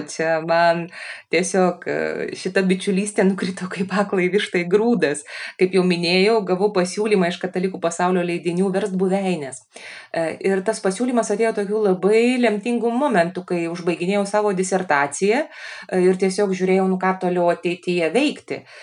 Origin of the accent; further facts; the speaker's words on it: Lithuania; kai mes lietuviai atvažiuojam